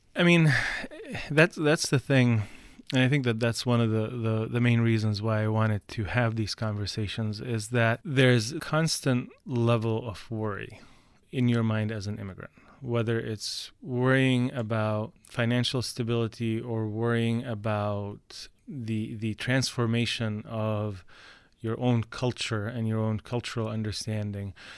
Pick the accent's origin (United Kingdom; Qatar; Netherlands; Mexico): Qatar; also born or lived in Canada; now in United States; all five of us, my two sisters and my two brothers and I, were all born and raised in Qatar.